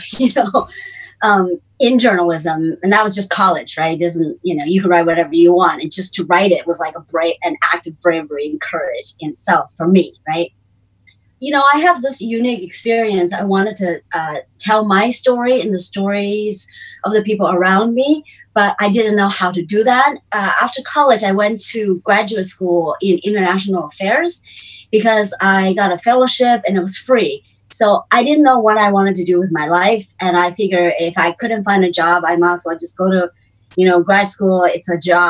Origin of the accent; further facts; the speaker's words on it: California, United States; English is a second language; moved away as an adult; now in China; I was born in China and grew up in the US and California in the 80s.